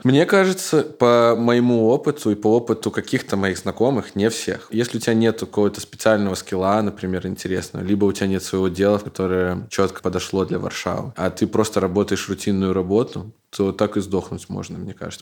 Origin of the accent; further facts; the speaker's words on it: Belarus; moved away as an adult; also born or lived in Minsk; now in Katowice, Poland; я из Беларуси